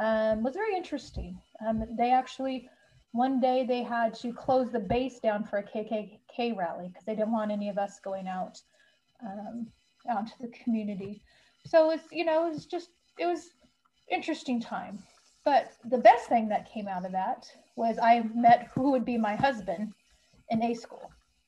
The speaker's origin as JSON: {"language": "English", "area": "Bay Area", "region": "California", "country": "United States", "tie": "born or raised there", "said": "I was born in California, raised in California in the Bay Area. Very diverse community that I grew up in."}